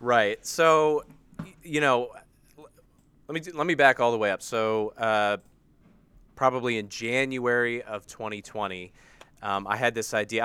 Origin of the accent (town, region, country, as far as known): United States; accent: American